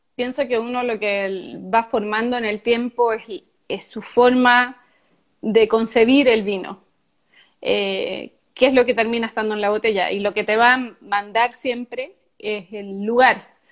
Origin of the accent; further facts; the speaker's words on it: southern Chile, Chile; yo nací en el, y viví siempre en el sur de Chile